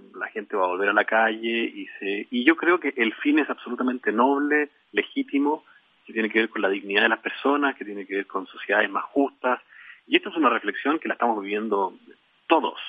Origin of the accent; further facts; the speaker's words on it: Chile; un embajador de UNICEF en Chile